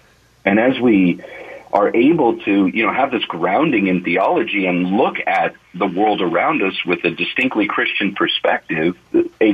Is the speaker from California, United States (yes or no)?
yes; Vallejo, California, United States; also born or lived in Brentwood, California; I grew up in Vallejo. I'm a Vallejo boy